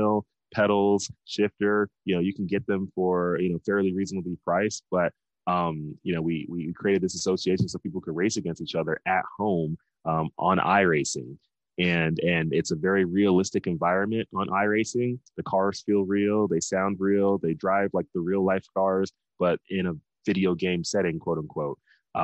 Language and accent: English; Dallas, Texas, United States; we're from Dallas, Texas